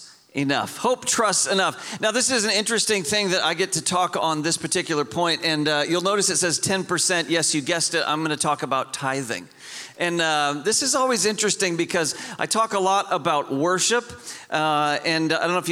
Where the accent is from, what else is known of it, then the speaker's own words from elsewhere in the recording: Homer, Alaska, United States; moved away; The town I grew up in was called Homer